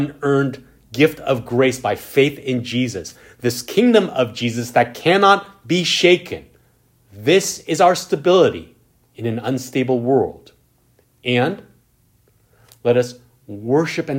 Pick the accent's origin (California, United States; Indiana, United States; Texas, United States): California, United States; As a Californian